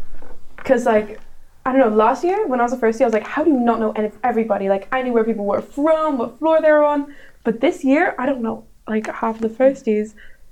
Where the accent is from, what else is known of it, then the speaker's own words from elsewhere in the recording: Nepal; now in Netherlands; I'm from Nepal in the Netherlands